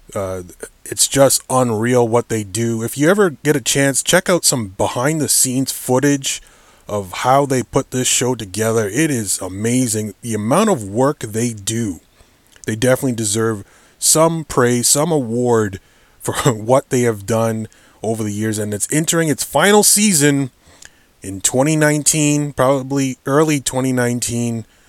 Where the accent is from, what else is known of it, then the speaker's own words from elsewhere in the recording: Hamilton, Ontario, Canada; my hometown of Hamilton, Ontario, Canada